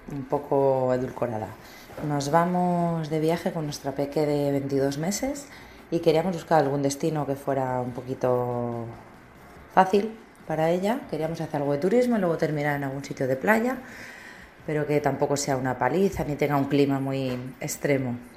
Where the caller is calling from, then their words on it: San Sebastián, Basque Country, Spain; Hola Paco … de Donosti.